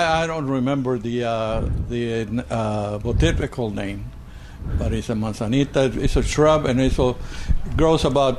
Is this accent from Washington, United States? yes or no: no; Rio Grande Valley, Texas, United States; I'm from the Rio Grande Valley.